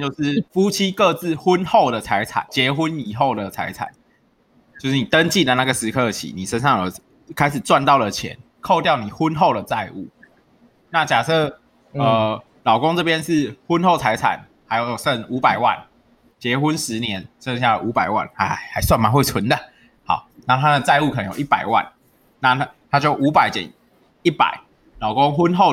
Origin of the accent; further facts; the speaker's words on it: Yujing, Tainan, Taiwan; 我的家乡预警